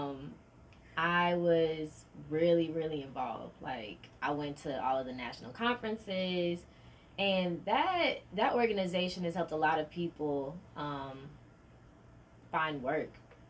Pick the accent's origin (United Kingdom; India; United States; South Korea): United States; Delray Beach, Florida; moved away as an adult; now in Virginia, United States; 4 or 5 hours from my hometown